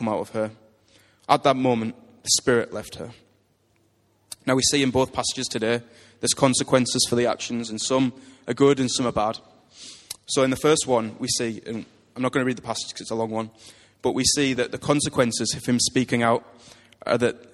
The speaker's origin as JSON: {"language": "English", "country": "United Kingdom", "said": "we're British"}